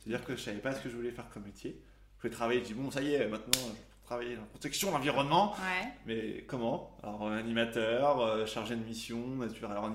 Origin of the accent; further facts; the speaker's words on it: La Pommeraye, Pays de la Loire, France; La Pommeraye.